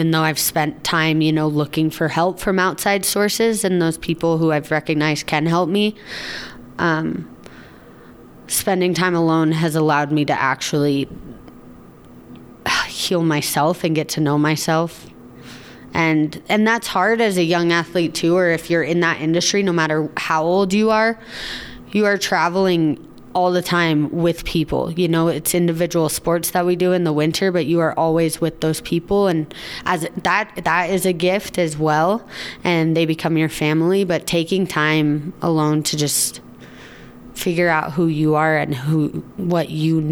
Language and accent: English; Steamboat Springs, Colorado, United States; growing up in Steamboat and snowboarding on the team.